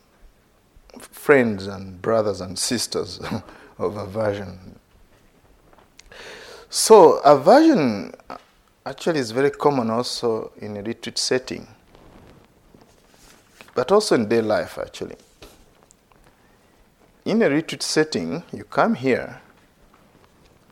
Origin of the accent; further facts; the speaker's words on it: Uganda; As a young boy growing up in Uganda